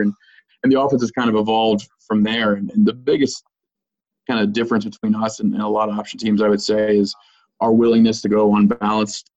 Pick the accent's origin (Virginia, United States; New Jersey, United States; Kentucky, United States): Virginia, United States; Lynchburg; also born or lived in Lexington, Virginia; I'm actually from Lynchburg, Virginia, which is in uh, central Virginia